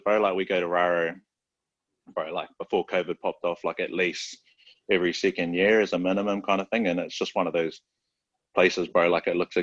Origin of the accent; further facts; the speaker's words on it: Auckland, New Zealand; I was born and raised in South Auckland, bro. Manerewa, 267.